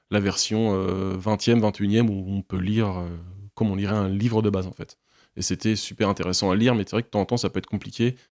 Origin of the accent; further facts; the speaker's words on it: Caen, Normandy, France; je suis né à Caen, mais j'ai des origines marocaines